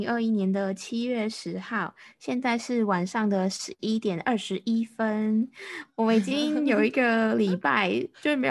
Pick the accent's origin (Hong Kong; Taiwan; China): Taiwan